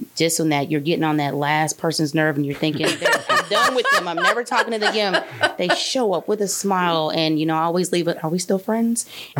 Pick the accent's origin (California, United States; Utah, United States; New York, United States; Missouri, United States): Missouri, United States; Wentzville; I grew up in the Wentzville School District, education K-12